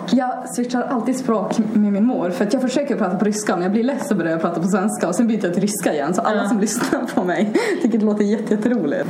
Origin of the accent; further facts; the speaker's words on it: Haparanda, Norrbotten County, Sweden; first language Swedish and Russian; jag är 20 år och jag kommer från Haparanda